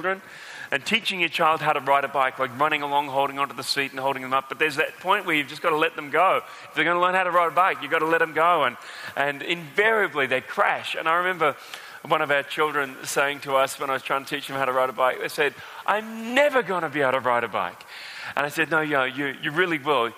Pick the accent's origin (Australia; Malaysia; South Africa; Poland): Australia; accent: Australian